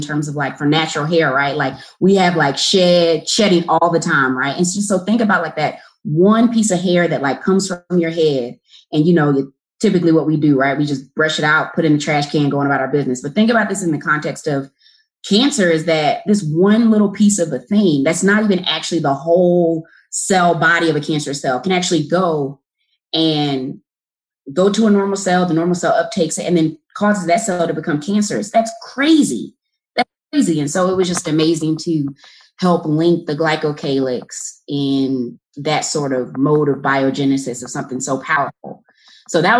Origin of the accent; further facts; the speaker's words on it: Newnan, Georgia, United States; moved away as an adult; I am from Noonan, Georgia. So it's a small town about 35, 40 minutes south from Hartsfield-Jackson Airport